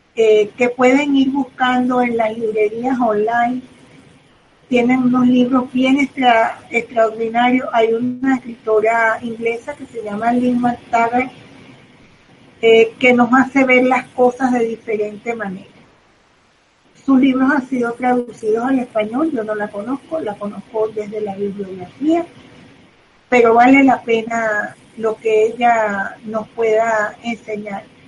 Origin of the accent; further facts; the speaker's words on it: Caracas, Capital District, Venezuela; soy de Caracas, vivo en Venezuela, aquí me quedaré